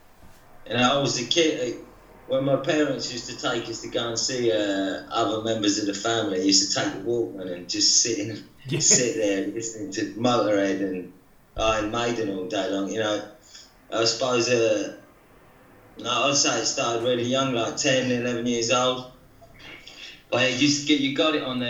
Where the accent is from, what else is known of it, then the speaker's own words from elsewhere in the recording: near Heathrow, just outside southwest London, South East England, United Kingdom; moved away as an adult; now in France; I was born just next to Heathrow, about half an hour away, just outside southwest London.